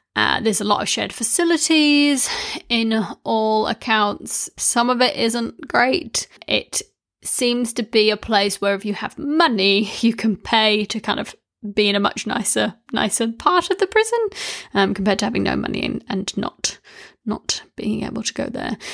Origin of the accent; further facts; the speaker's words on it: New Zealand; when I was growing up in New Zealand